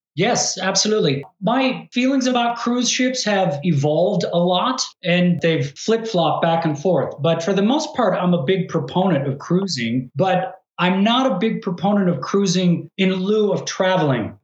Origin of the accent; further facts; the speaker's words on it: United States; just being American